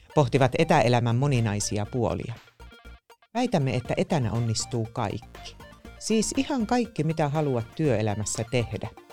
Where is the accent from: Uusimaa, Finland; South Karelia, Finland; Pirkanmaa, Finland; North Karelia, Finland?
North Karelia, Finland; Joensuu; moved away; mä oon syntynyt Tuupovaarassa, joka myös on nykyisin Joensuun Tuupovaara.